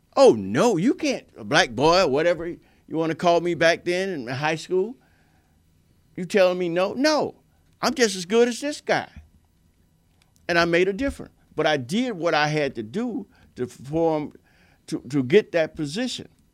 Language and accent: English; Stuart, Florida, United States; my hometown, Stewart, Florida, and I live here